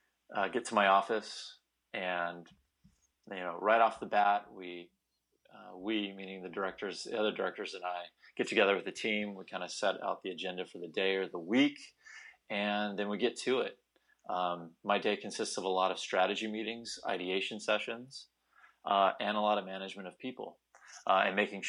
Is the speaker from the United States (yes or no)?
yes; California, United States; also born or lived in Bakersfield; I grew up in Northern California near Stanford University